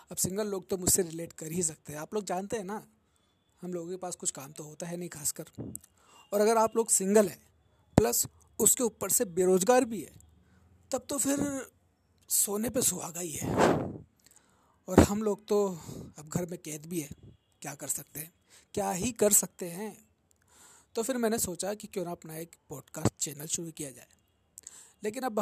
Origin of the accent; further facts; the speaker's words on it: Jaipur, Rajasthan, India; और मैं जयपुर राजस्थान से बिलोंग करूँ छूँ हाँ हाँ वहीं जहाँ पर पानी की थोड़ी कमी चल रही है आजकल